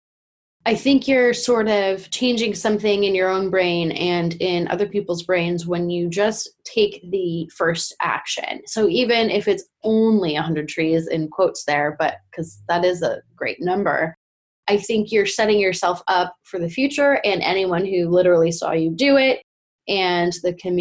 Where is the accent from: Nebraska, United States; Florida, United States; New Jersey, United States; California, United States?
California, United States; us being Californian